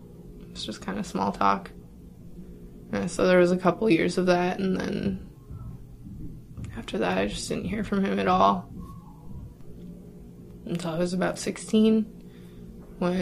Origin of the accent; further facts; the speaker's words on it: Spokane, Washington, United States; I'm from Spokane, Washington